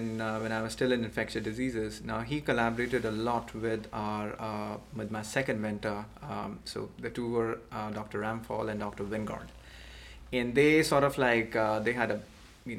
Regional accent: India; moved away as an adult; also born or lived in Pennsylvania / Gainesville, Florida; now in United States; I'm originally from India, and that's where I did my

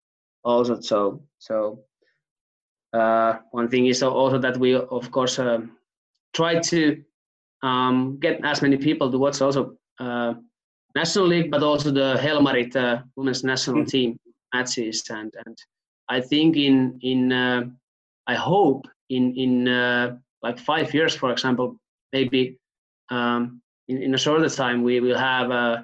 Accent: Hyvinkää, Uusimaa, Finland; I'm from Hyvinkää, which is like a 1 hour ride from Helsinki.

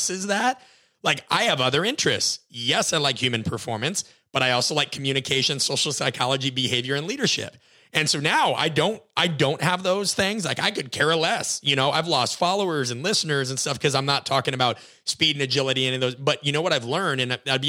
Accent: Nebraska, United States; I grew up in Nebraska, watched Nebraska football

